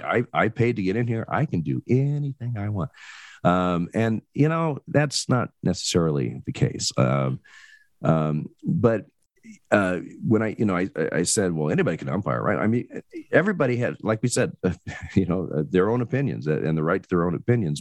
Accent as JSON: {"language": "English", "region": "Oregon", "country": "United States", "tie": "born or raised there", "said": "I'm originally born and bred in Oregon."}